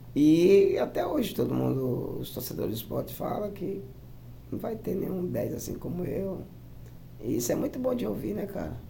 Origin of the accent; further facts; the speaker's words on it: Paraíba, Brazil; moved away; also born or lived in Portugal / Russia / Kazakhstan; eu sou da Paraíba